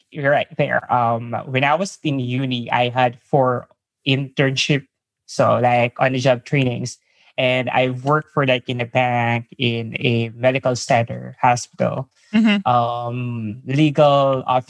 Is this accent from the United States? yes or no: no; Manila, Metro Manila, Philippines; English is a second language; I'm from Manila, Philippines.